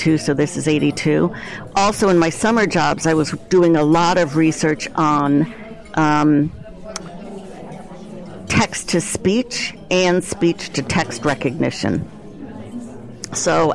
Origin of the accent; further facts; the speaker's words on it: New Jersey, United States; also born or lived in New York; now in Cleveland, United States; So I'm originally from New Jersey, a commuting suburb of Manhattan. So I grew up on the ocean in New Jersey.